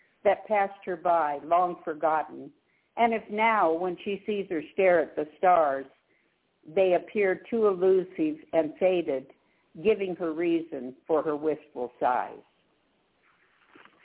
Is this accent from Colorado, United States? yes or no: yes; Denver, Colorado, United States; moved away as an adult; also born or lived in Northern California; I was born and raised in Denver and then lived in Northern California for 34 years